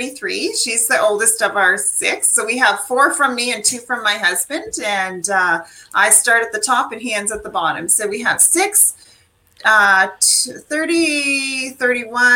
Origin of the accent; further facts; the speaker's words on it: Cranbrook, British Columbia, Canada; now in Ontario, Canada; I grew up in Cranbrook, British Columbia, which is a small community right in the Rocky Mountains